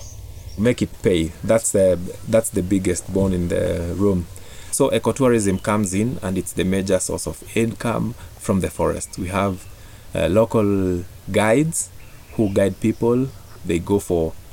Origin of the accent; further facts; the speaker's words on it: Kenya; I grew up in Del Monte, the pineapple farm that supplies pineapples all over the world